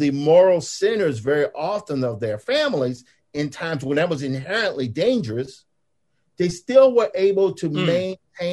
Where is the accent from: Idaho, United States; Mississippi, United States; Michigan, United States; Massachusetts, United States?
Mississippi, United States; Clarksdale; also born or lived in Tupelo, Mississippi; The Mississippi Delta is where I grew up. I grew up in the Mississippi Delta. I was born in Tupelo, was raised in Clarksdale